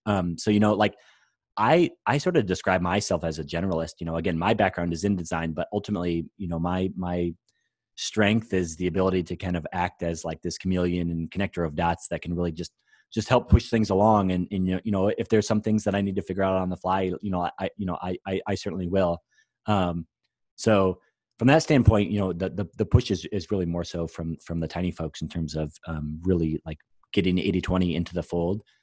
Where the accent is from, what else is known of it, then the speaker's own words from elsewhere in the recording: Iowa, United States; I'm from Iowa